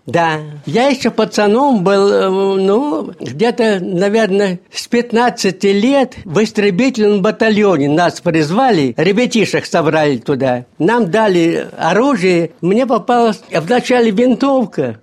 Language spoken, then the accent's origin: Russian; Maslovka, Voronezh Oblast, Russia; also born or lived in Kazakhstan; now in Voronezh, Russia; Масоловка моя, масоловка, дорогое родное село